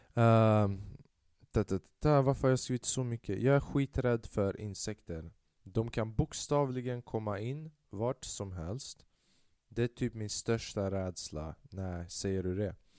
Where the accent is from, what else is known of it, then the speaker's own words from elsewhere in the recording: Sweden; jag var född i Sverige